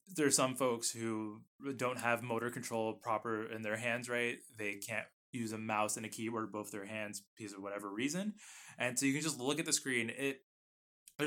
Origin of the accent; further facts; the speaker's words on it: United States; I'm an American. It is Z. I speak the right English.